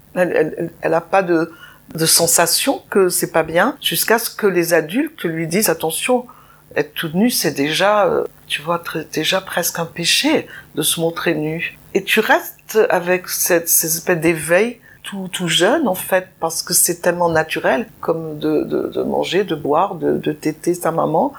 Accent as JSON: {"language": "French", "town": "Nice", "region": "Provence-Alpes-Côte d'Azur", "country": "France", "tie": "born or raised there", "said": "je suis née à Nice"}